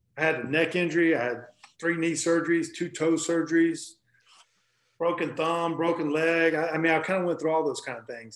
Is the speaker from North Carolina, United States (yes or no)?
yes; North Carolina, United States; I grew up basketball player in North Carolina